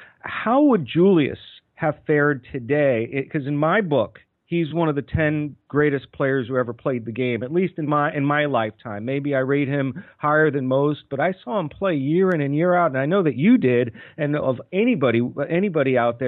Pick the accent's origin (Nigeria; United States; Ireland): United States; Long Island, New York; I grew up in Long Island.